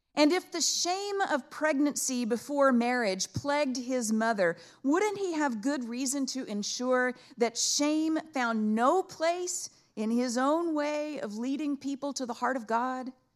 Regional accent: Abilene, Texas, United States; Dad waited with my mom's parents in that Abilene labor and delivery waiting room. And I was born on Saturday morning

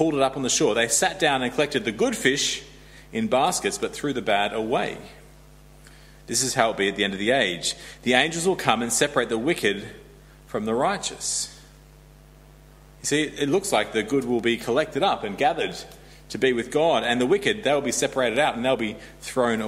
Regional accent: Australia; moved away; I'm Australian

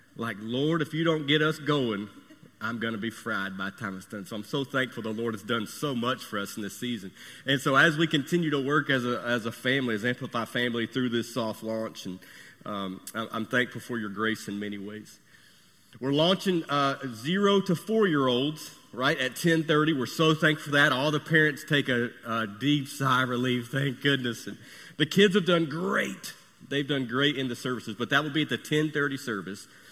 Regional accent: United States; I'm American, and I'm proud of it

